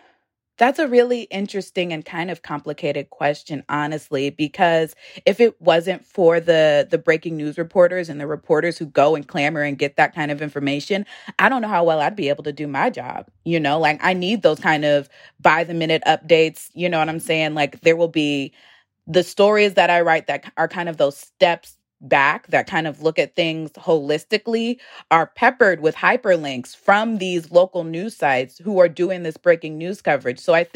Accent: Richmond, Virginia, United States; You know, I'm from Richmond, and I would see stories about gun violence in the city happening.

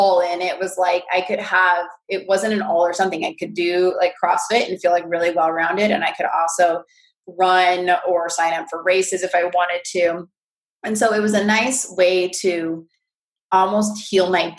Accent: California, United States; I'm from California

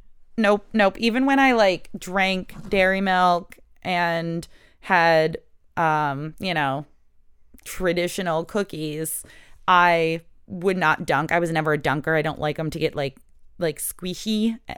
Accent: United States; I'm from America

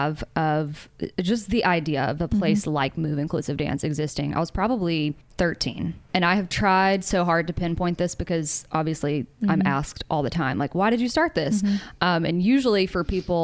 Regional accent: Mobile, Alabama, United States; moved away as an adult; also born or lived in New York; now in Nashville, United States; before I moved to New York, I actually moved home for like a year and a half and while in Mobile, Alabama

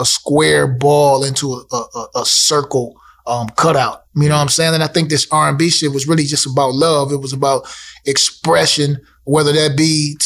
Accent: Toledo, Ohio, United States; Growing up in Toledo, I grew up in a different time

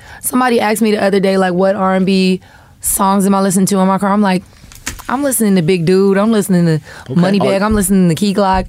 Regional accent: Florida, United States; because I'm from Florida. Like we can't nobody talk junk like somebody from Florida.

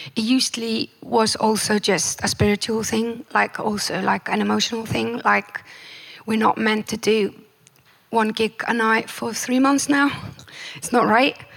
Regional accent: Iceland; born or raised there

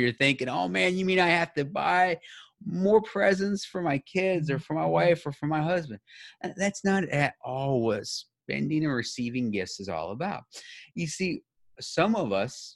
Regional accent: United States; as somebody who grew up in the United States, I've never learned a different language

